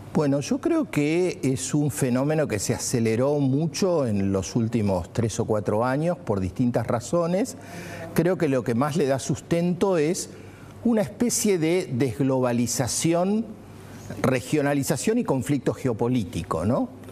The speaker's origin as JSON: {"language": "Spanish", "country": "Argentina"}